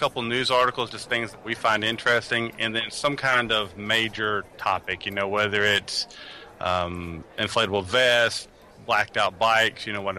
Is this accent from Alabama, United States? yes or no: yes; Tuscaloosa County, Alabama, United States; I grew up in Tuscaloosa County. I went to the University of Alabama.